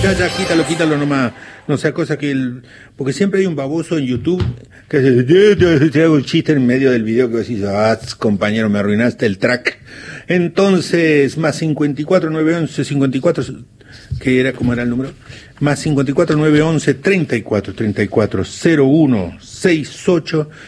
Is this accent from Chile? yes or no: no; San Jorge, Santa Fe, Argentina; moved away; allá lejos está mi pueblo San Jorge